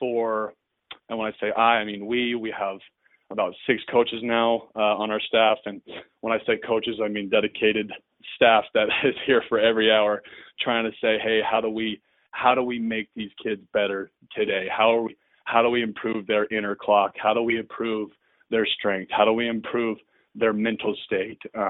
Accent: Orem, Utah, United States; I grew up here in Orem, Utah, and went to Orem High, went to UVU

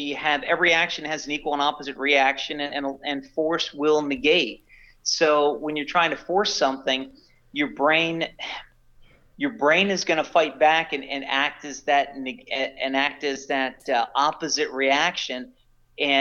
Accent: Philadelphia, Pennsylvania, United States; I'm from the Philadelphia area

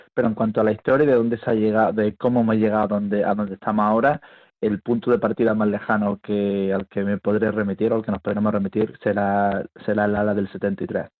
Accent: El Ejido, Andalusia, Spain; moved away as an adult; also born or lived in England / Australia; me crié en el Ejido, en Almería

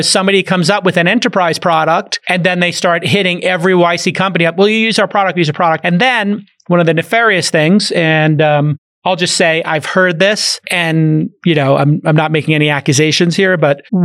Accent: New York City, New York, United States; when I grew up in Brooklyn

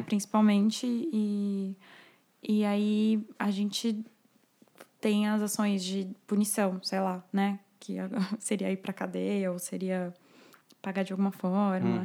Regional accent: São Caetano do Sul, São Paulo, Brazil; Eu nasci em São Paulo, mas eu vivi a minha vida toda em São Caetano do Sul, minha família é de lá

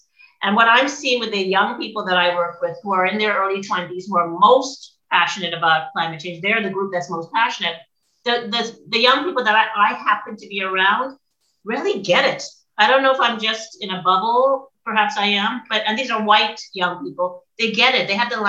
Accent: Nova Scotia, Canada; now in Ontario, Canada; I'm in Ontario right now, but I'm from Nova Scotia and I had no idea this was happening.

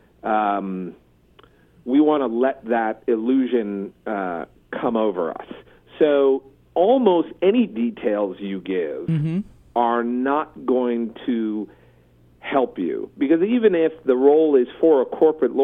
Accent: East Coast, United States; growing up on the East Coast

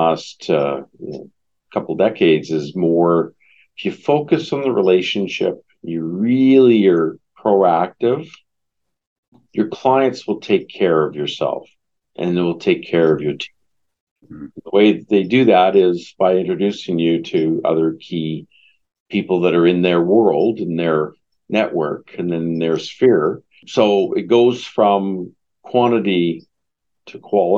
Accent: Vancouver, British Columbia, Canada; moved away as an adult; also born or lived in California, United States; I'm Canadian. I'm originally from Vancouver, spent 4 years down in the U.S., California, and then back more recently.

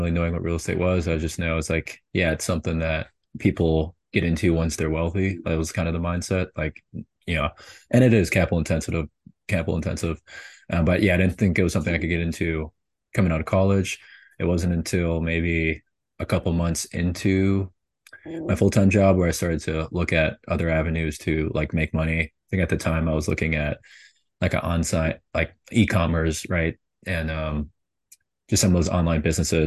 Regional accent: St. Paul, Minnesota, United States; moved away as an adult; also born or lived in Tulsa, Oklahoma / Houston, Texas; I'm from Minnesota

